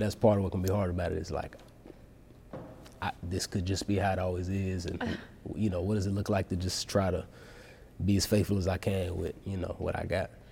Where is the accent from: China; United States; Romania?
United States; Dallas, Texas; moved away as an adult; grew up in Dallas, and I, you know, I moved back to Dallas about four years ago.